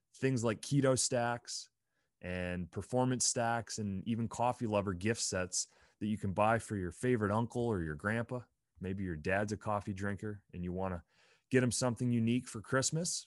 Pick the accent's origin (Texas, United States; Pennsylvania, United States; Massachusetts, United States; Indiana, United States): Pennsylvania, United States; moved away as an adult; also born or lived in Provo, Utah; I grew up in Pennsylvania